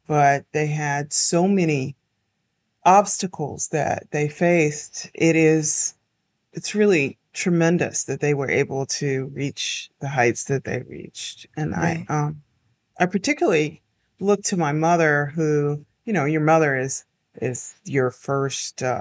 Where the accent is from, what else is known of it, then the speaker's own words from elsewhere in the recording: Henderson, North Carolina, United States; I grew up in Henderson. It's a very small town.